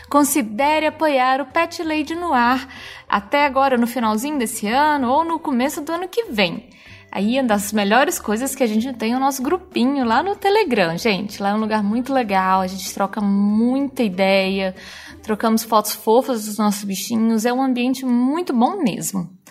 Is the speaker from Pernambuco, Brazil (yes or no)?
no; Rio de Janeiro, Brazil; accent: carioca; moved away as an adult; now in São Paulo, Brazil; Eu sou do Rio